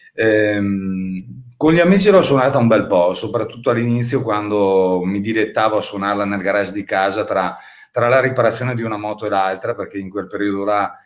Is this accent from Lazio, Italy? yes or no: no; Avio, Trentino-Alto Adige, Italy; moved away; nel mio comune d'origine di Avio